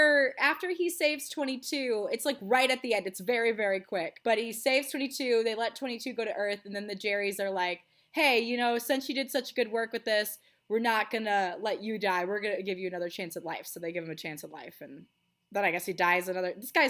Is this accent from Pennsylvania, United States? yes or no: no; Texas, United States; also born or lived in Rochester, New York; I split time kind of between small town Texas, so like Midland, Odessa, Amarillo, Texas, and then